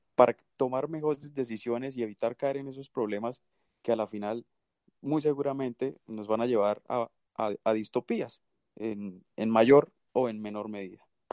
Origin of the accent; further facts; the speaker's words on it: Santander, Colombia; moved away; yo soy de Santander